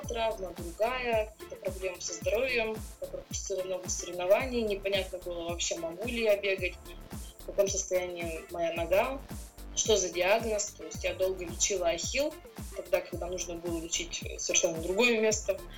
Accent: Russia; я первая россиянка

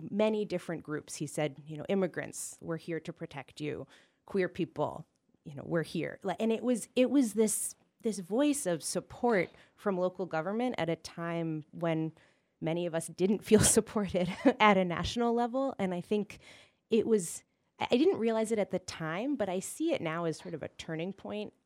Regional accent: Northampton, Massachusetts, United States; moved away as an adult; also born or lived in New York City; up in Western Mass. I'm from Northampton

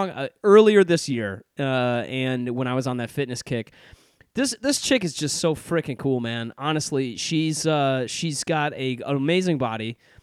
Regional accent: Chicago, Illinois, United States; And I found out we were both in Chicago, both Chicagoans. Like … said, I'm a Chicagoan.

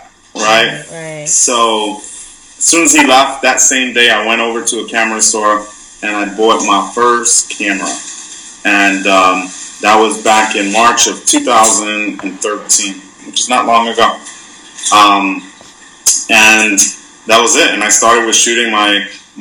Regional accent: New York City, New York, United States; moved away as an adult; also born or lived in Orlando, Florida / Houston, Texas; now in Miami, United States; I'm originally from Brooklyn, New York City, born and raised

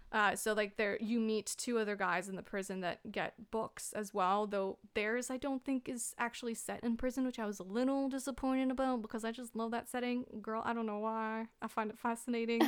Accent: Canada; I'm a Canadian

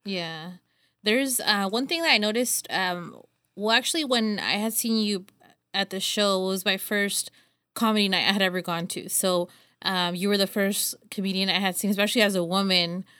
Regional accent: Los Banos, California, United States; I'm from here from Los Banos

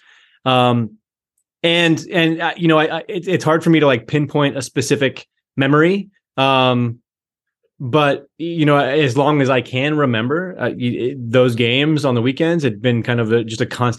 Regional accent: just outside of Boulder, Colorado, United States; I grew up in Colorado, just outside of Boulder, Colorado

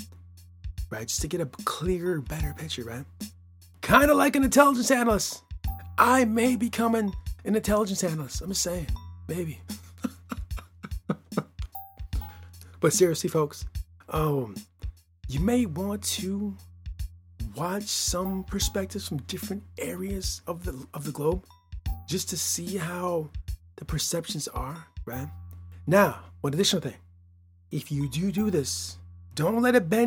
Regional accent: Midwest of the United States, United States; I'm from the Midwest of the United States of America

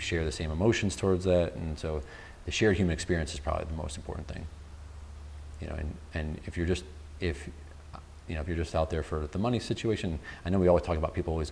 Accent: Utica, New York, United States; moved away; I grew up upstate New York, just outside of Utica, New York

